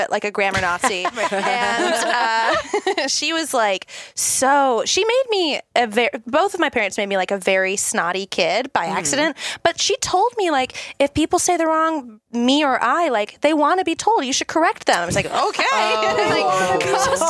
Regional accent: Long Beach, California, United States; I'm from SoCal

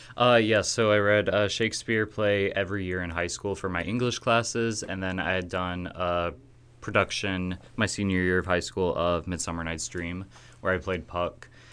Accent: Kewanee, Illinois, United States; I'm from Kewanee, Illinois, so pretty local

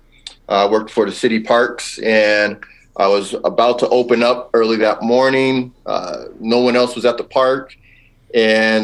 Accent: Los Angeles, California, United States; now in Wooster, United States; I'm actually originally from Southern California, Los Angeles area

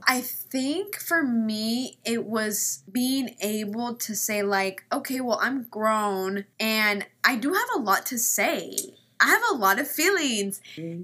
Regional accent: Kansas, United States; first language Spanish; English is a second language; moved away as an adult; now in California, United States; I'm from the Midwest, Kansas specifically. And I moved to California not that long ago

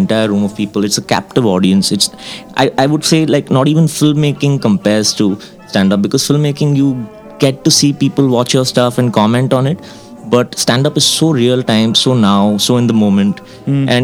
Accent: Mumbai, Maharashtra, India; also born or lived in Kashmir; I live in Bombay right now. That's where the film industry is. That's where the advertising scene is. I've grown up there actually, like all my life

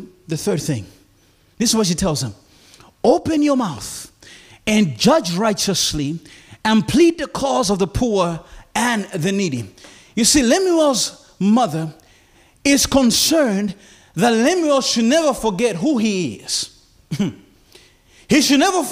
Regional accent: Malawi; moved away as an adult; also born or lived in Philippines; I landed at Lilongwe International Airport in my homeland

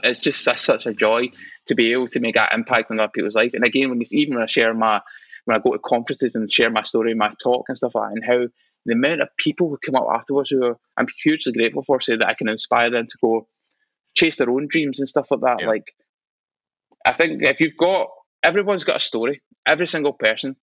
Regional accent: Scotland, United Kingdom; I'm proud of being Scottish

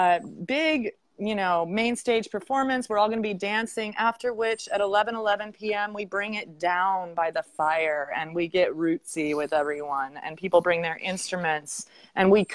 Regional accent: Oregon, United States; as a child growing up in Oregon

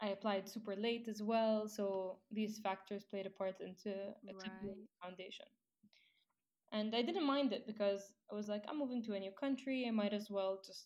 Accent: United Arab Emirates; I am an Emirati from the United Arab Emirates

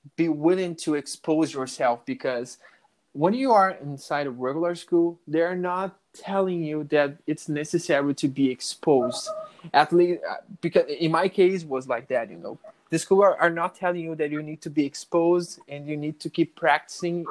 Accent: Brazil; first language Portuguese; English is a second language; my my mother language you know portuguese but with the with time i i understood that you know the, the necessity to learn a foreign language to to be able to live out of brazil

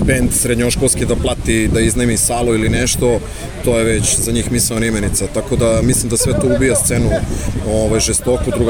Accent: Belgrade, Serbia; Dolazim iz Beograda

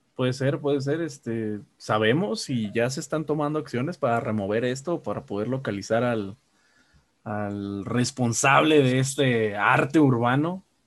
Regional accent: Guadalajara, Jalisco, Mexico

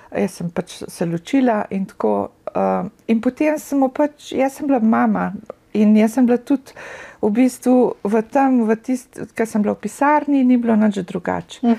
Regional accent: Russia; accent: Russian; also born or lived in Slovenia / New Jersey, United States; now in United States; z mojim ruskim naglasom

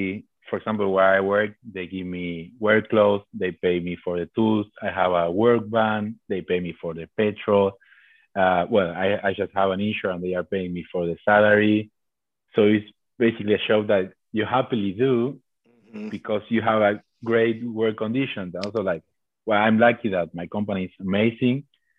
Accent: Argentina; moved away as an adult; So I came from Argentina being in charge of buildings, basically, to do what I was telling people to do.

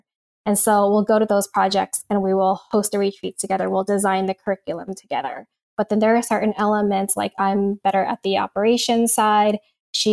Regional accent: East Coast, United States; now in California, United States; because one of the things about growing up on the East Coast that's very different from out here in California is

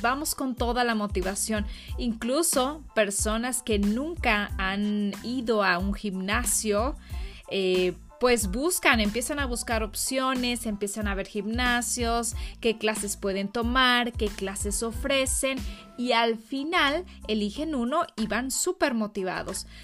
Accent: Mexico; yo vengo de México

